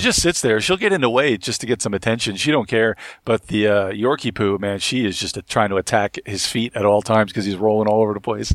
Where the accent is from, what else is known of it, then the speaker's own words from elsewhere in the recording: Long Island / Brooklyn, New York, United States; moved away as an adult; now in North Carolina, United States; I'm actually from Long Island, too, so, and I, I grew up, uh, half my time in Brooklyn